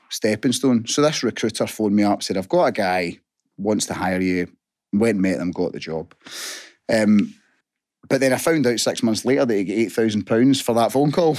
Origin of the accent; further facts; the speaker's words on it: Hamilton, Scotland, United Kingdom; born and bred in Hamilton.